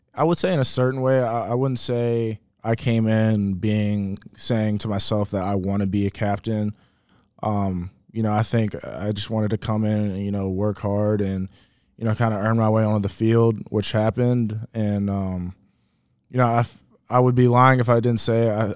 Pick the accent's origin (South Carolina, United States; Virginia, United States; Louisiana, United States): Virginia, United States; Richmond; moved away; Richmond, Virginia, uh, born and raised